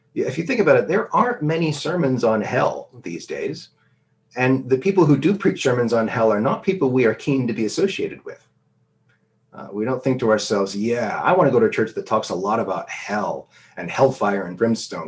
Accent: United States; moved away; when I was a student growing up in America

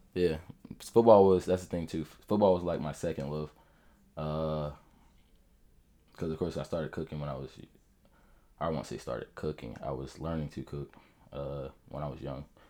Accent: Jacksonville, Florida, United States; also born or lived in Atlanta / Orlando; we got stationed in Mayport. That's when we moved down here. So I've been here all my life, uh, literally all 24 years.

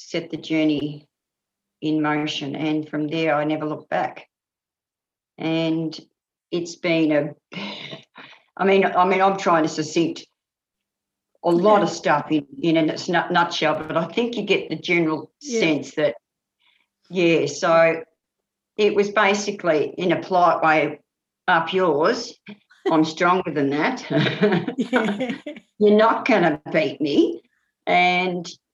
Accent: Bendigo, Victoria, Australia; I was brought up in Bendigo

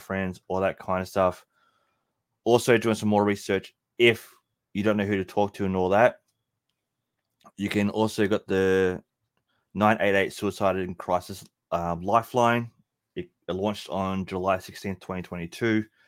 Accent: Melbourne, Victoria, Australia; in Melbourne, Australia, my hometown

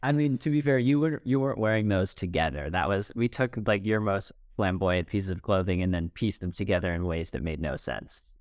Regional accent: United States; I'm like an American college kid

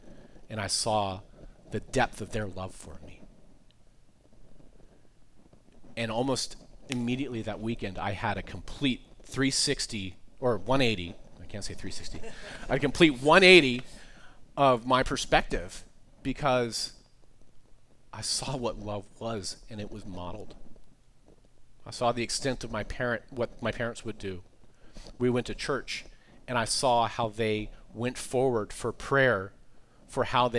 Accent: East Coast, United States; I'm always consider myself a fast talker. I grew up on the East Coast, like I said.

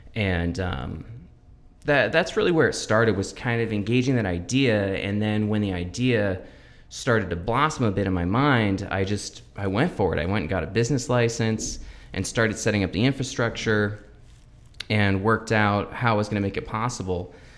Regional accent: Everett, Washington, United States; also born or lived in Lynnwood / Bothell / Mukilteo; I was born in Everett

